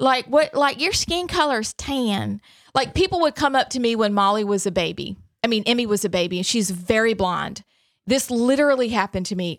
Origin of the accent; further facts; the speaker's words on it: Alabama, United States; also born or lived in Hershey, Pennsylvania; I was born in Hershey, um, adopted, moved to Alabama